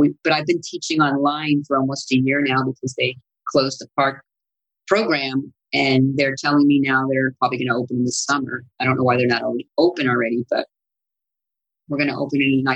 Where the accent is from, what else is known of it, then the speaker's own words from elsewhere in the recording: Sicily, Italy; accent: Sicilian; first language Sicilian; English is a second language; moved away; that was my first language. Actually, it's Sicilian